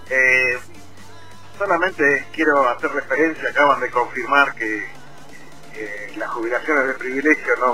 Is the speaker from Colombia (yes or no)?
no; Buenos Aires, Argentina; Hola Josi, ¿cómo estás? Soy … de Puerto Madero.